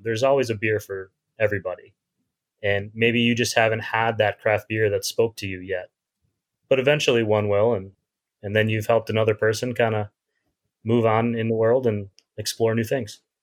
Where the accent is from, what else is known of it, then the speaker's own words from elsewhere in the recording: Midwest, United States; moved away as an adult; also born or lived in New York / Pittsburgh / Chicago / Pasadena; now in San Diego, United States; as a Midwesterner